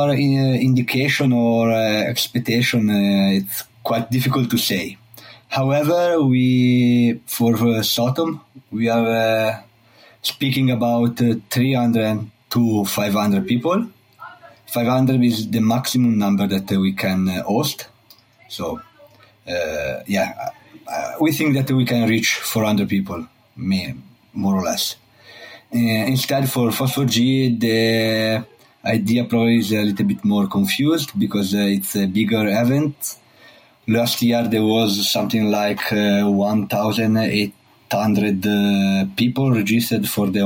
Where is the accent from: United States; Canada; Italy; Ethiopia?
Italy; also born or lived in Trento / Geneva; I'm from Italy. I live in Trento, in the north of part of Italy